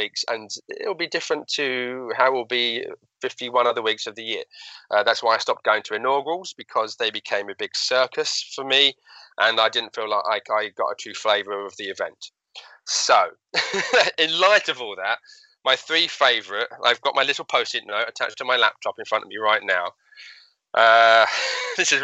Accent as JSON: {"language": "English", "town": "Hatfield", "region": "East of England", "country": "United Kingdom", "tie": "born or raised there", "said": "that's my hometown in Hatfield in Hertfordshire, which is just north of London"}